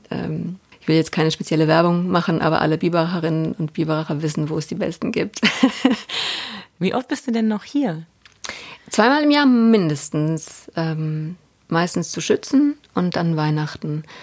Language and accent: German; Ehingen, Baden-Württemberg, Germany; also born or lived in Laupheim, Germany; Also ich bin ja in Laubheim geboren und das war damals Mode, weil meine Eltern in äh, Ehingen lebten und da gingen alle zu einem gewissen Dr. Hoffmann nach Laubheim in die Klinik, um zu entbinden. Und ich bin auch in Ehingen die ersten sieben Jahre meines Lebens groß geworden.